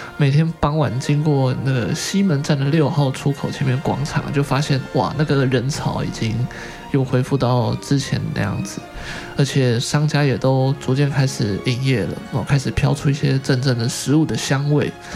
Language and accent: Chinese; Taiwan; 我们台湾人